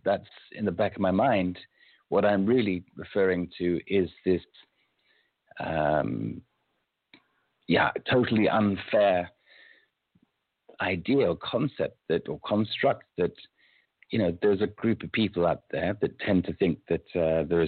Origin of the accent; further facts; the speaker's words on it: United Kingdom; I'm British by birth